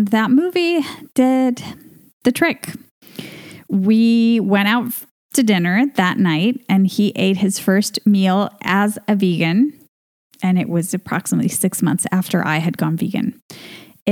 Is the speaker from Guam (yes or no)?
no; Venezuela; moved away as an adult; now in Spain; We're both from Venezuela. That's our home country.